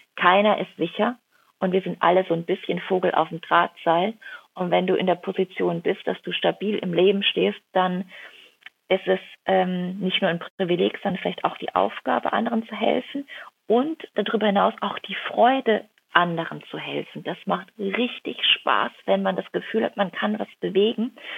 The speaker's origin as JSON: {"language": "German", "region": "Rhineland-Palatinate", "country": "Germany", "tie": "born or raised there", "also_born_or_lived": "Kuhardt", "moved": "yes", "lives_now": "Hamburg, Germany", "said": "in die Pfalz komme, in meine Heimat, in die Dörfer, wo meine Großeltern leben, wo meine Mama lebt"}